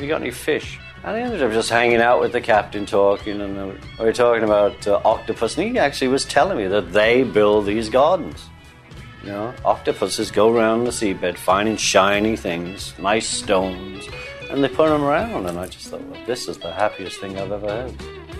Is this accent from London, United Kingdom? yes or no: no; Liverpool, North West England, United Kingdom; And we're from Liverpool.